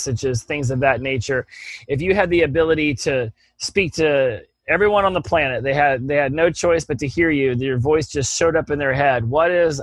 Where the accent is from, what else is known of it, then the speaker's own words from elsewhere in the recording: Oklahoma, United States; I'm from Oklahoma. I can say y'all.